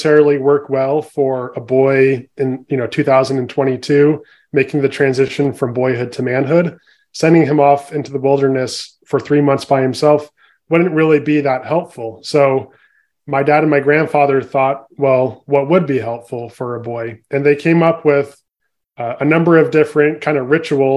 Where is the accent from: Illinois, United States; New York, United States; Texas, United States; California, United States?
California, United States; San Francisco Bay Area; So I grew up in the San Francisco Bay Area in California